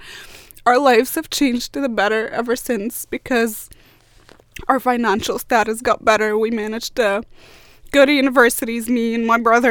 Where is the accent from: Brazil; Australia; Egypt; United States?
Egypt; Alexandria, Alexandria Governorate; moved away as an adult; also born or lived in Cairo, Egypt; now in Sunderland, United Kingdom; I used to live in Cairo when I was really young, and then I moved to Alexandria where I lived for about 14-15 years.